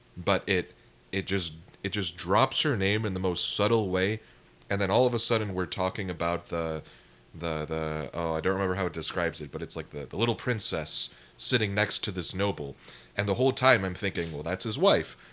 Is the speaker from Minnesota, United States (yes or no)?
yes; Minneapolis–Saint Paul, Minnesota, United States; moved away; I come from the Twin Cities back in Minnesota.